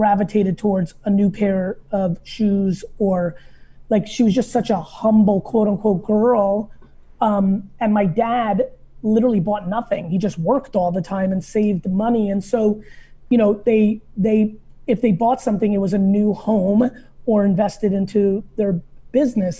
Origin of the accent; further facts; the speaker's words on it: New Jersey, United States; also born or lived in Soviet Union; I grew up in New Jersey